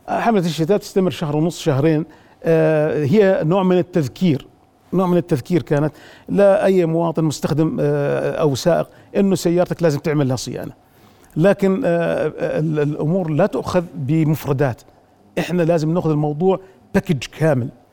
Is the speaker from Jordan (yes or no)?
yes; Jordan; also born or lived in Abu Dhabi; عندنا في الأردن